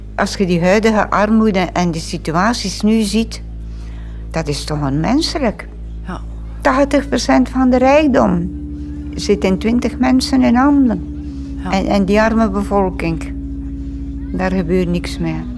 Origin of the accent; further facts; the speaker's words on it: Vlierzele, Flanders, Belgium; moved away as an adult; also born or lived in South America; now in Aalst, Belgium; ik ben geboren in Vlierzelen. Dat is een klein dorp tegen uh, eh, Oordehem, Gent en zo.